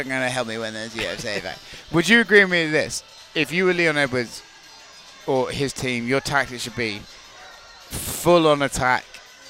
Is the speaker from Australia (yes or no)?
no; United Kingdom; I'm a British guy, okay?